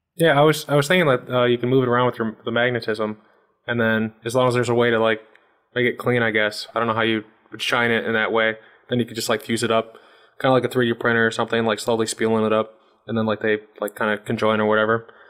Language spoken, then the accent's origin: English; Chicago, Illinois, United States; I'm from the Chicago region